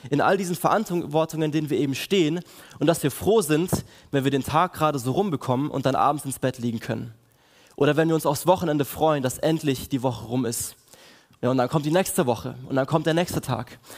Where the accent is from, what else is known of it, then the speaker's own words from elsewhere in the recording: Villingen, Baden-Württemberg, Germany; ich komme aus Villingen, bin dort einer der Pastoren der KL4